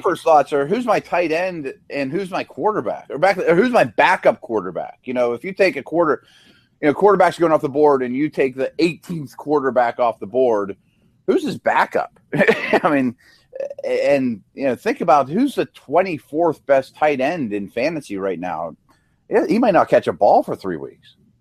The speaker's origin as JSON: {"language": "English", "town": "Pittsburgh", "region": "Pennsylvania", "country": "United States", "said": "I'm from Pittsburgh."}